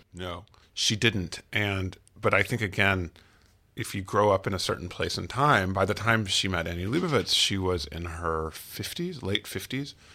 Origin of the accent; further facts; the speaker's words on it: United States; as an American